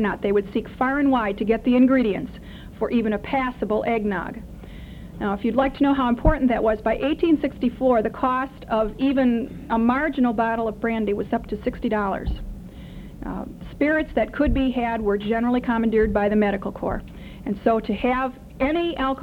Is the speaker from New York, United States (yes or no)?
no; Wisconsin, United States; moved away; in Madison at Camp Randall, up in my home state